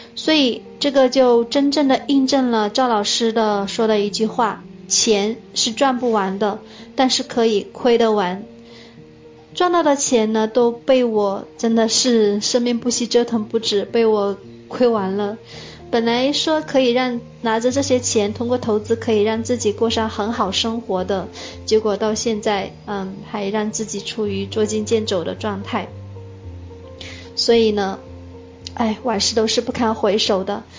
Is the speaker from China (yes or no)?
yes; Hunan, China; now in Dongguan, China; 我是来自湖南，我现在住在东莞